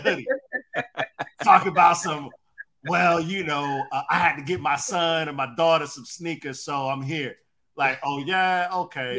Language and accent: English; Detroit, Michigan, United States; growing up in Detroit